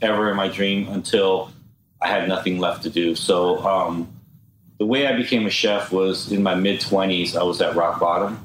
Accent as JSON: {"language": "English", "town": "Los Angeles", "region": "California", "country": "United States", "tie": "born or raised there", "also_born_or_lived": "Orange County", "said": "I grew up in K-Town"}